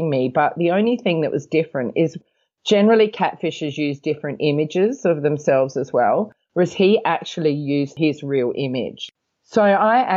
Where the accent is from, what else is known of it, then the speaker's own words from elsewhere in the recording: Australia; now in Hong Kong; I come from Australia. I live in Hong Kong